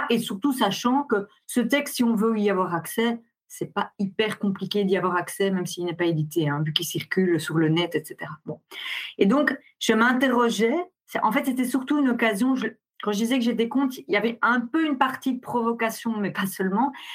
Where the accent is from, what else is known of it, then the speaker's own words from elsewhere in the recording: Belgium; je suis belge